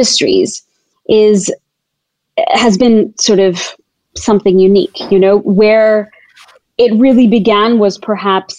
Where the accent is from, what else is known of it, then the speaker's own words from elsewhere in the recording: Tanzania; I was born and raised in Tanzania as a fourth generation Tanzanian to Indian heritage parents.